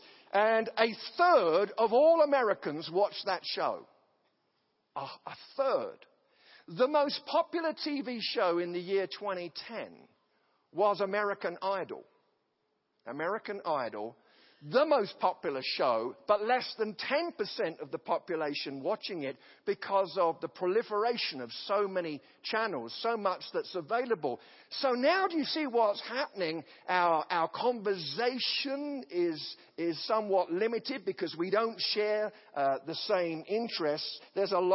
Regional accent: an English village, England, United Kingdom; now in United States; The village that I come from, which has about 500 people, it's clustered together. There was a lord of the manor

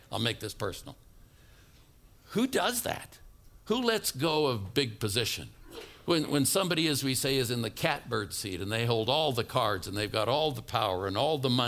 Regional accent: Oakland, California, United States; moved away; I was brought up in Oakland, California.

